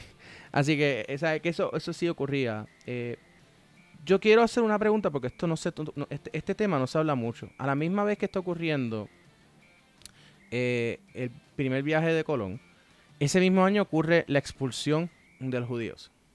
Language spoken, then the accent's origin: Spanish; Puerto Rico; somos puertorriqueños